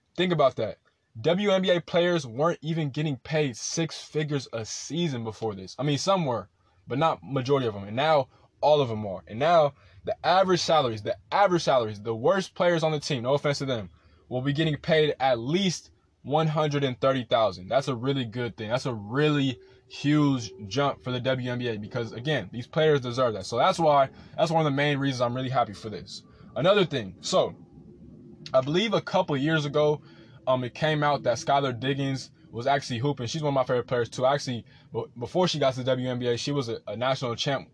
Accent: Rancho Cucamonga, California, United States; I'm from Rancho Cucamonga

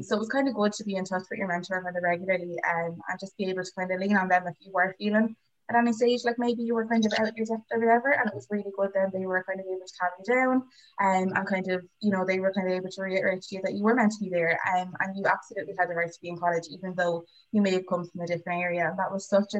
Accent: Waterford, Munster, Ireland; I actually stayed in Waterford, so I'm from Waterford myself. I literally lived like 5 minutes away from WIT. So I was wicked local

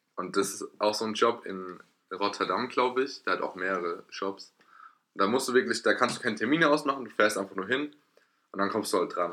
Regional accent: Erlenbach, Germany; da wo ich herkomme, in Erlenbach

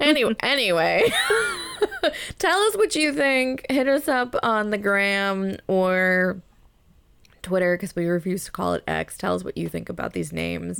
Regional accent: New Jersey, United States; in New Jersey, it never really ever got that cold

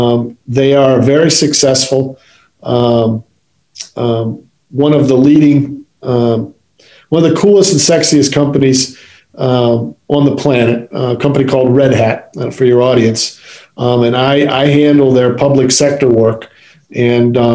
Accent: Midwest, United States; moved away; also born or lived in Maryland; Growing up in the Midwest

